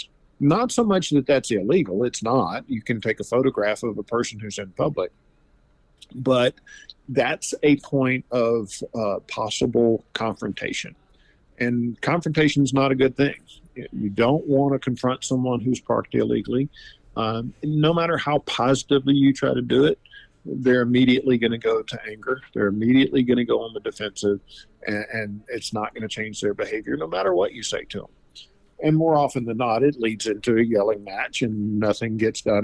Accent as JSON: {"language": "English", "region": "Louisiana", "country": "United States", "moved": "yes", "said": "I'm originally from Louisiana"}